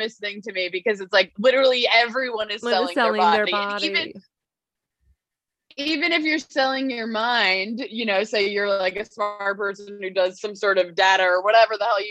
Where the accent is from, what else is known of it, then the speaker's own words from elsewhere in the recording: Long Island, New York, United States; I'm from Long Island